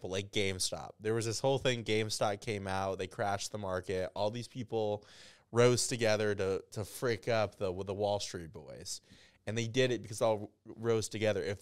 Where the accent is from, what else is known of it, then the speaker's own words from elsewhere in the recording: Grand Rapids, Michigan, United States; White, yeah, I'm from Michigan, Caucasian man.